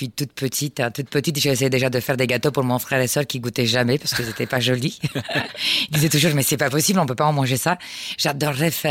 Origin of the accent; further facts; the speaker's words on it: Constanța, Constanța County, Romania; Je suis, plus, je suis né plus exactement à Constanța